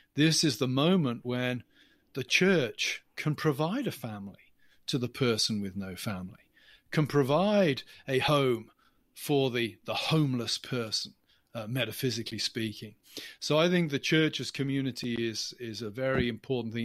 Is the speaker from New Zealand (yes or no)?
no; England, United Kingdom; accent: English; now in United States; As you can tell from my accent, I, I'm English, not American